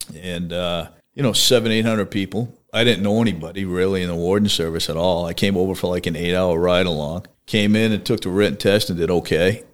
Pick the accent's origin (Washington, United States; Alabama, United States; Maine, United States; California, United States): Maine, United States; Brewer; also born or lived in Kentucky; I grew up in the Holden Brewer area, went to Brewer High School in Maine